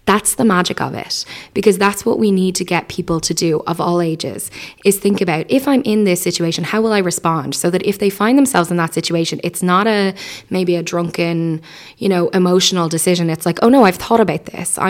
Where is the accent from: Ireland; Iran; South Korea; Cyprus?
Ireland; as an Irish people